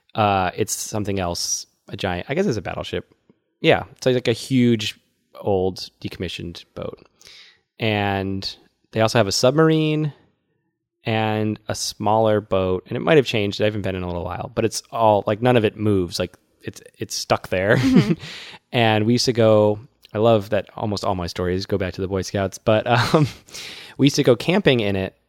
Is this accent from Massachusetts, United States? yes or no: yes; Worcester, Massachusetts, United States; That's my hometown